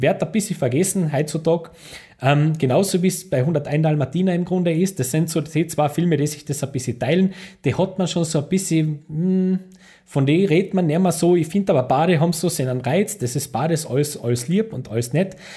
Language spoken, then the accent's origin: German; Austria; ich als Österreicher